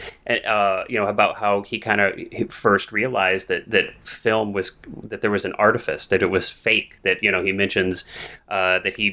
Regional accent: Missouri, United States; now in California, United States; I grew up in Missouri. I grew up in the Midwest to non-artistic parents.

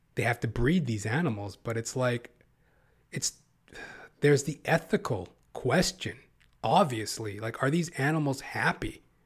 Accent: Canada; Canada where I live. You know, the Canadian, the Can, the Canuck motherfuckers, all of us

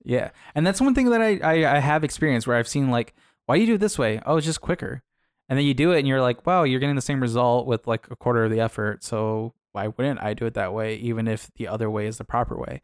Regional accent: Arizona, United States; I come from Arizona

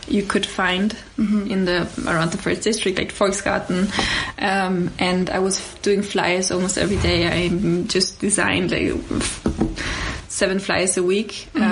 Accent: Austria; also born or lived in Lower Austria / Poland (family); now in Vienna, Austria; I grew up in actually first in Lower Austria

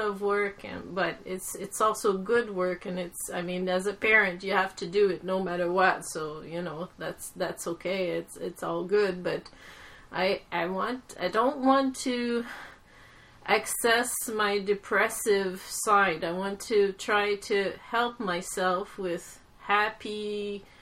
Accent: Quebec, Canada; growing up in Quebec, my father always brought me to the museums

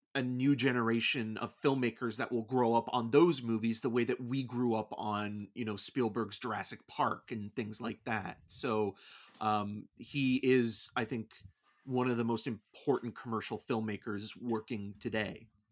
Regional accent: Canada; being Canadian

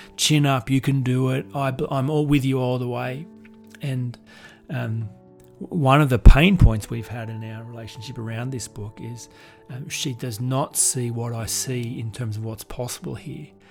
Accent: Goulburn, New South Wales, Australia; I'm just from Goulburn

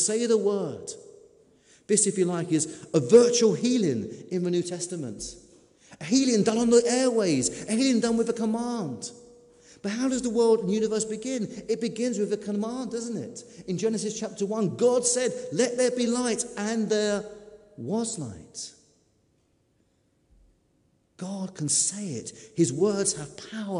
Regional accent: United Kingdom; we're British

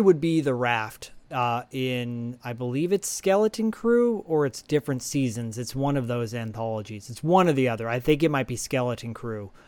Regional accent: Michigan, United States; my home state

